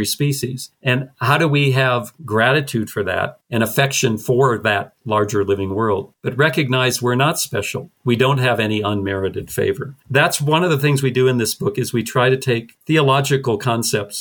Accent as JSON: {"language": "English", "region": "North Dakota", "country": "United States", "tie": "born or raised there", "said": "growing up in North Dakota"}